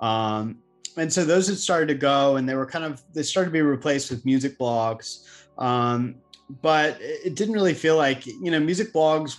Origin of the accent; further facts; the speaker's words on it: North Carolina, United States; also born or lived in New York; now in Charleston, United States; I'm actually originally from North Carolina